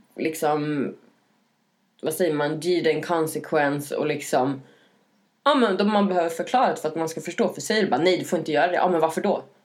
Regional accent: Norrland, Sweden; moved away; jag växte upp i Norrland i en liten

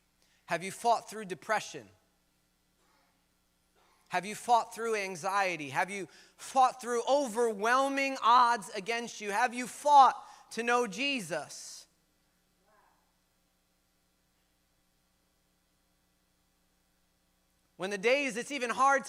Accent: United States; We in Sunset right now. I grew up in Sunset most of my days

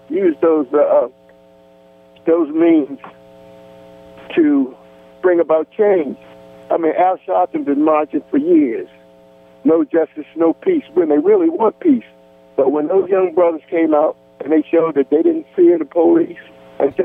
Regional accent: Baltimore, Maryland, United States; I'm from Baltimore

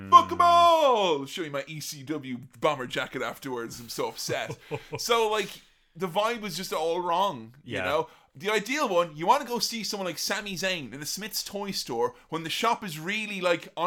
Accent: England, United Kingdom; back here in my home country of England

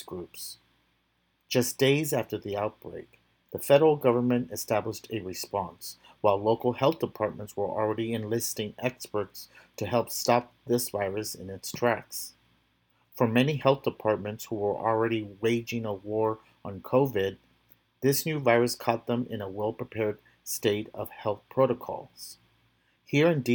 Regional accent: Texas, United States; my home state of Texas

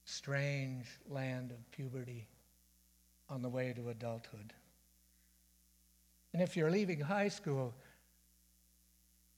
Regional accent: Dundas, Ontario, Canada; moved away as an adult; also born or lived in Chicago; When I was 19, I moved 500 miles away from Dundas to Chicago

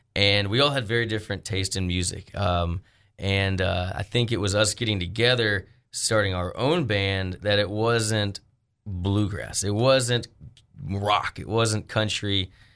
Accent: Arkansas, United States; also born or lived in Colorado; I came back home from Arkansas

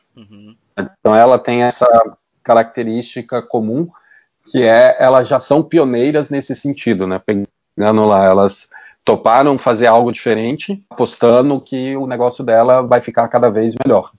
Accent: Belo Horizonte, Minas Gerais, Brazil; Eu sou de Belo Horizonte

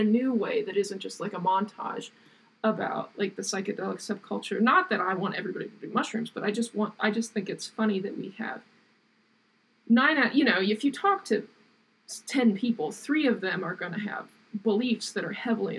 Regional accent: Southern Ohio, United States; I'm from Southern Ohio

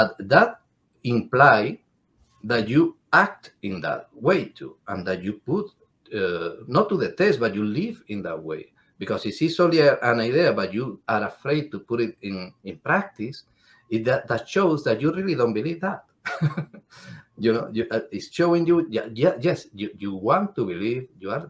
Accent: Cádiz, Andalusia, Spain; English is a second language; I am from Andalusia in Spain, from Cádiz concretely

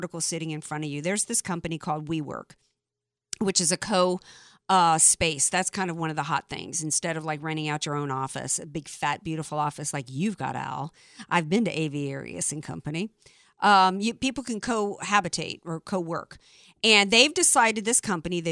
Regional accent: the South, United States; moved away; I grew up in the South.

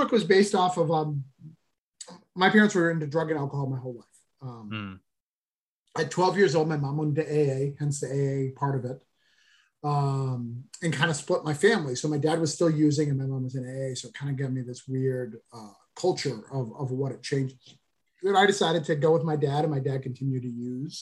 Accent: New Hampshire, United States; moved away; this book is actually set in my hometown

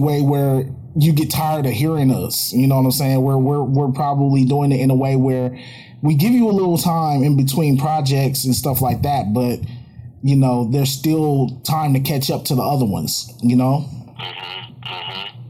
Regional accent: Oakland, California, United States; I grew up out here in Oakland

